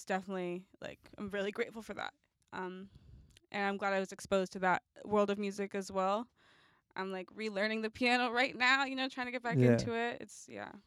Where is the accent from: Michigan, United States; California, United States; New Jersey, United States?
California, United States; Oakland; moved away as an adult; also born or lived in New York; I'm from Oakland, California.